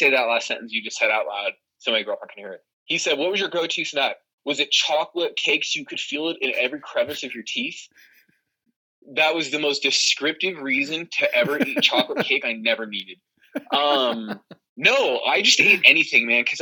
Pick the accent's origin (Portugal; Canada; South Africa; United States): United States; Arizona; I'm from Arizona.